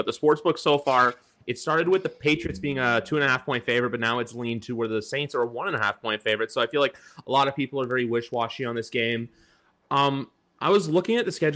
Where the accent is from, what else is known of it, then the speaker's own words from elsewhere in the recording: Toronto, Ontario, Canada; I'm from Toronto.